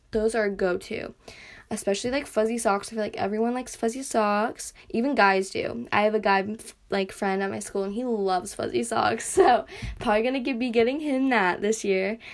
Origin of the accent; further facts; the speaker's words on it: United States; accent: American; my little accent, my I guess my American accent